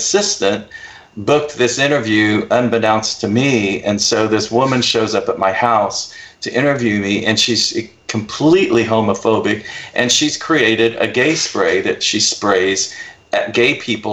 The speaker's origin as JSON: {"language": "English", "country": "United States", "tie": "born or raised there", "also_born_or_lived": "Oklahoma / Texas", "said": "growing up in Oklahoma and Texas"}